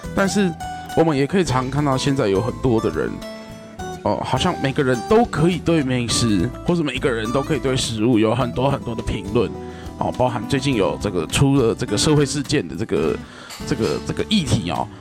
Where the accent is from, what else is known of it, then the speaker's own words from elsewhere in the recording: Kaohsiung, Taiwan; 为一个高雄人